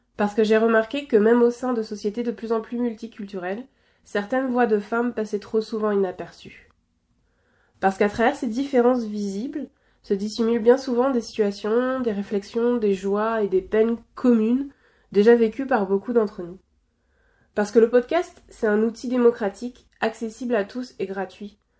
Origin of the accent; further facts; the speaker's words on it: Normandy, France; moved away as an adult; also born or lived in Belgium; now in Quebec, Canada; La Normandie, c'est ma région natale, c'est ma région d'enfance.